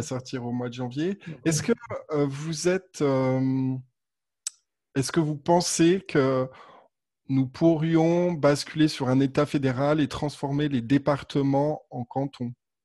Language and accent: French; Haute-Savoie, Auvergne-Rhône-Alpes, France; je suis né en Haute-Savoie